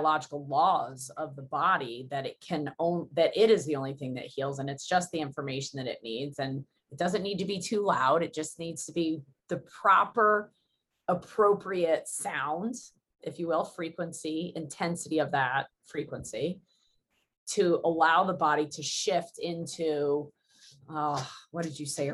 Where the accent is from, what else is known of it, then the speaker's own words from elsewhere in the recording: United States; I'm so American